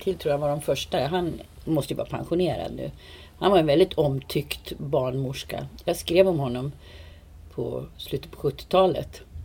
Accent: Uppsala, Uppsala County, Sweden; Jag är född på Uppsala BB 1954

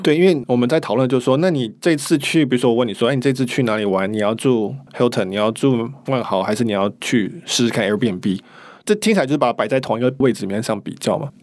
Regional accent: Taiwan; 我们台湾人

